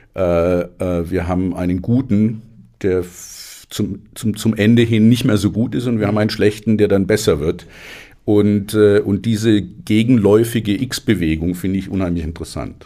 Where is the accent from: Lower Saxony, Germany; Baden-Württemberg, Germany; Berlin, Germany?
Baden-Württemberg, Germany; Stuttgart; ich bin in Stuttgart groß geworden